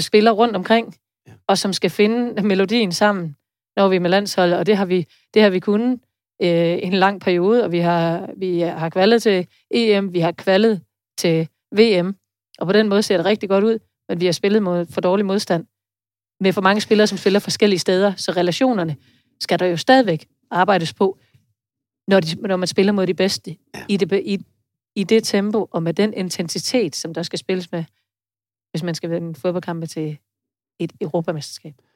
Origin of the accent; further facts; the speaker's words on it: Denmark; also born or lived in Vejle; vi måske som danskere